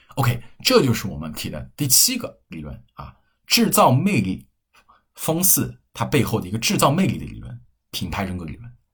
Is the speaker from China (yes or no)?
yes; Hefei, Anhui, China; 我们老家合肥的品牌